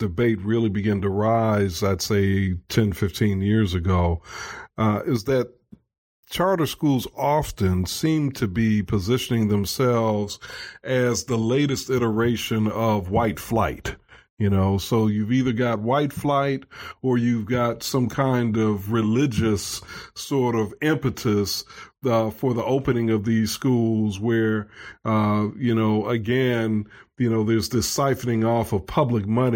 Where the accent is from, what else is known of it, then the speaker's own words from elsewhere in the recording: Chicago, Illinois, United States; moved away as an adult; now in Alabama, United States; I grew up on the south side of Chicago.